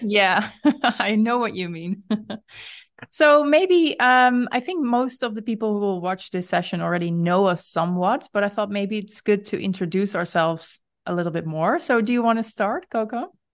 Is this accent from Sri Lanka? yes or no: no; Netherlands; you and I are both Dutch